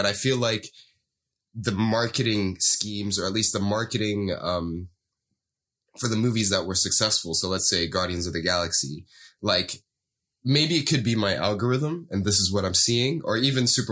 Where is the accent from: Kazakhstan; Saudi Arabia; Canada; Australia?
Saudi Arabia; moved away; growing up in Saudi